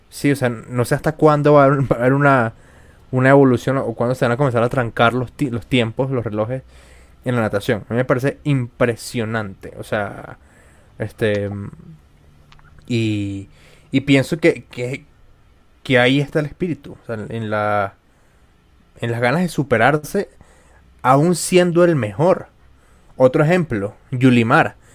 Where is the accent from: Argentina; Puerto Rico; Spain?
Spain; yo sé que a pesar de que yo soy española y tú eres venezolana, eh, pues juntas trabajamos.